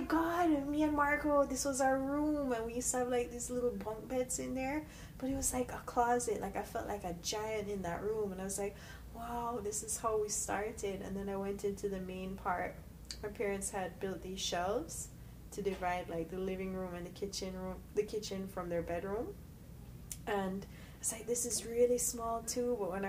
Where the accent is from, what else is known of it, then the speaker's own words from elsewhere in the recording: Stony Hill, Jamaica; moved away; I come from Stony Hill, so I was raised in Stony Hill. Mm-hmm. I grew up in a hotel.